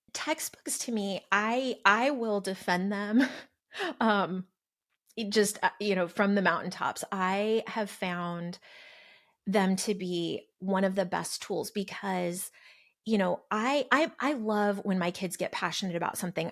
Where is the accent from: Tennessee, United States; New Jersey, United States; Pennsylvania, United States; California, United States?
California, United States; also born or lived in Arizona; now in Texas, United States; I grew up in California, lived in the Southwest, Arizona, here in Texas